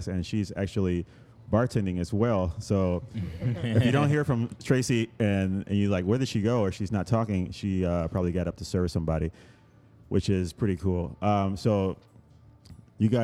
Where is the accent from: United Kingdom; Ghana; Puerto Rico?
Puerto Rico; moved away as an adult; now in Chicago, United States; I grew up in Puerto Rico, and I went to college in Puerto Rico